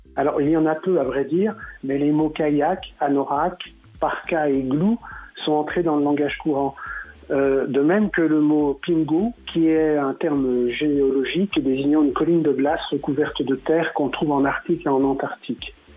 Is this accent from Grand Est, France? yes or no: no; Saint-Claude, Bourgogne-Franche-Comté, France; je suis né à Saint-Claude